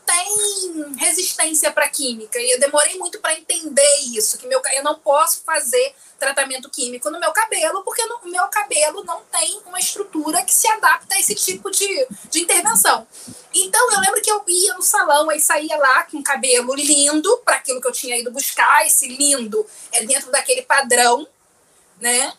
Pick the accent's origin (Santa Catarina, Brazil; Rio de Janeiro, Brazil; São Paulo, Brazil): Rio de Janeiro, Brazil; São Gonçalo; Morava em São Gonçalo, saí de São Gonçalo para ir para a usina.